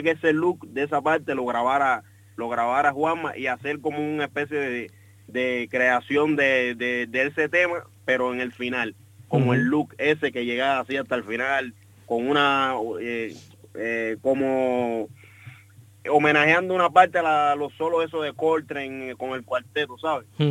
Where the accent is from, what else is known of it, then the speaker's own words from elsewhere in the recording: Cuba; moved away; nosotros venimos estudiando juntos desde Cuba y nosotros tocamos tocamos juntos en Cuba